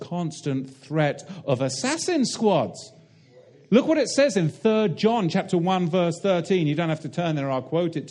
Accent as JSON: {"language": "English", "country": "United Kingdom", "said": "I come from the Tin Islands"}